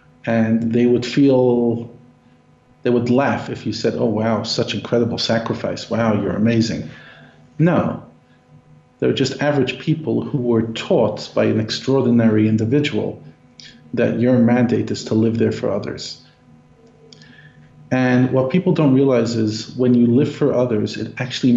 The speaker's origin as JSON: {"language": "English", "town": "New York City", "region": "New York", "country": "United States", "tie": "born or raised there", "said": "I grew up in Brooklyn, literally a 5-minute walk from where the Rebbe's shul was, 5 minutes from his home"}